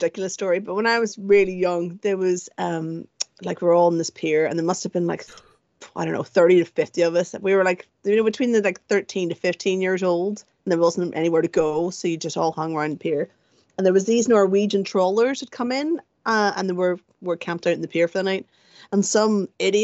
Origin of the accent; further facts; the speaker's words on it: Bangor, Northern Ireland, United Kingdom; accent: Northern Irish; moved away as an adult; now in London, United Kingdom; I'm from Bangor